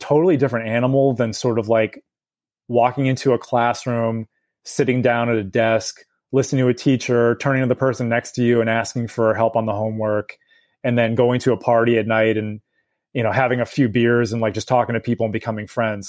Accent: United States; as an American

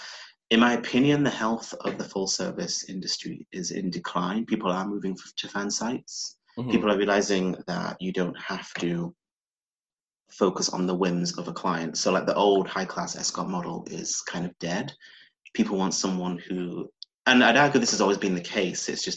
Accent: Yorkshire and the Humber, United Kingdom; born or raised there; moved away as an adult; now in London, United Kingdom

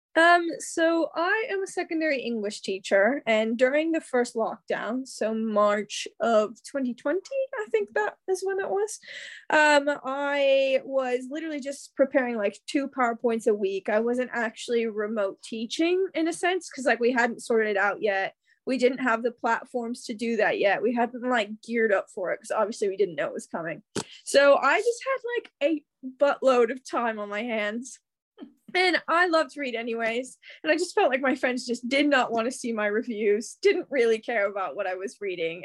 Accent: Kansas City, United States; accent: American; moved away as an adult; also born or lived in Mississippi; now in London, United Kingdom; I'm from Kansas City

